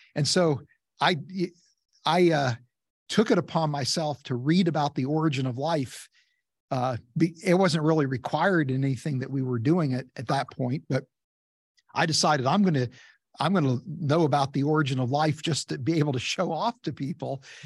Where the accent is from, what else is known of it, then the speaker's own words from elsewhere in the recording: West Virginia, United States; I grew up in West Virginia